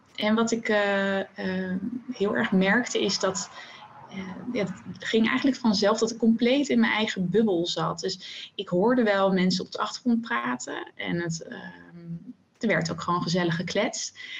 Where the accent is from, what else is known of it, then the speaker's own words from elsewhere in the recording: The Hague, South Holland, Netherlands; now in Zoetermeer, Netherlands; ik ben eh, geboren in Den Haag en daar heb ik eigenlijk mijn hele leven gewoond